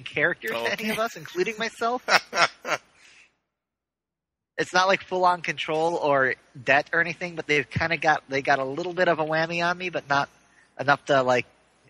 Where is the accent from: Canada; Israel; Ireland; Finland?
Ireland; Well, I am Irish.